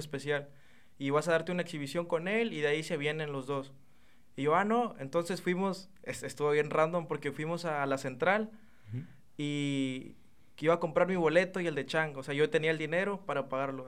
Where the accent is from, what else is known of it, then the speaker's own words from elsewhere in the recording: Chiapas, Mexico; moved away as an adult; now in Reynosa, Mexico; tiene como un año aproximadamente que ya aquí, pero yo soy del estado de Chiapas